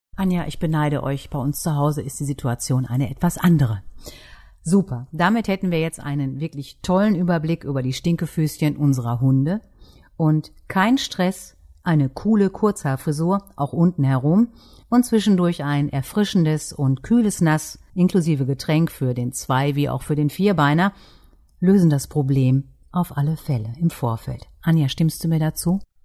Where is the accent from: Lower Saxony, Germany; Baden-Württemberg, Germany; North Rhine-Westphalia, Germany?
North Rhine-Westphalia, Germany; East Westphalia-Lippe; bei uns in Ostwestfalen-Lippe